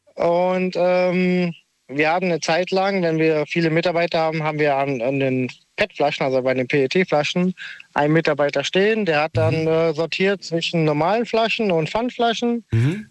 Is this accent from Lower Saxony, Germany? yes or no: no; near Cologne, North Rhine-Westphalia, Germany; ich komme aus der Nähe von Köln.